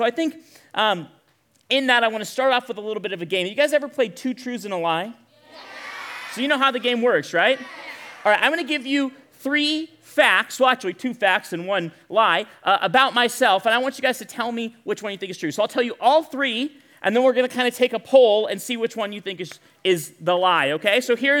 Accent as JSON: {"language": "English", "town": "Bakersfield", "region": "California", "country": "United States", "tie": "born or raised there", "said": "grew up in a little town some of you may have heard of called Bakersfield, California. Handful of you. I grew up in Bakersfield."}